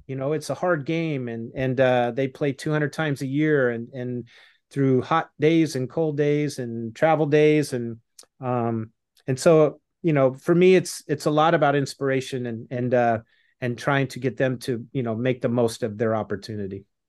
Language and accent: English; Los Angeles, California, United States; LA Dodgers, my hometown